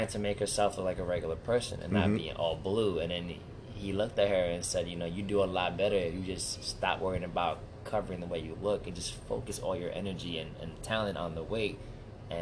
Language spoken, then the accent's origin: English; New York City, New York, United States; I'm from the Bronx